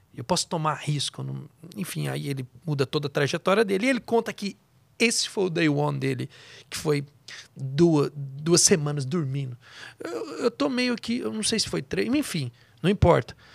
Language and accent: Portuguese; Goiás, Brazil; moved away; Eu venho lá de Goiás